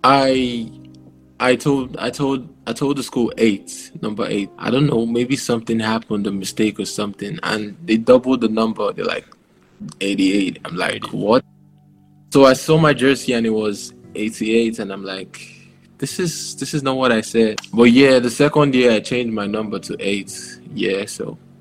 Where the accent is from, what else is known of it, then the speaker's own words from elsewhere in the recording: Nigeria; now in Taiwan; I'm Nigerian.